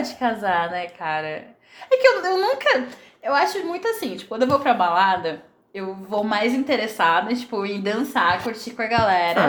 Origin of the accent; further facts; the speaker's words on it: Itapecerica da Serra, São Paulo, Brazil; also born or lived in Goiânia; eu sou então. daqui de São Paulo, eu morava em Itapsirica. E eu morei um ano e meio em Goiânia, quando eu tinha uns 15, 16 anos